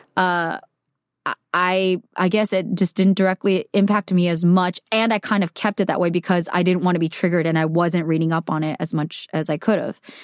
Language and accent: English; United States; I'm Korean American